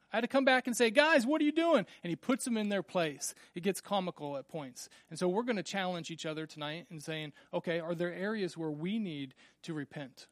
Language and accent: English; Randolph, Kansas, United States; growing up in Little Randolph, Kansas, we had twenty-three people in my class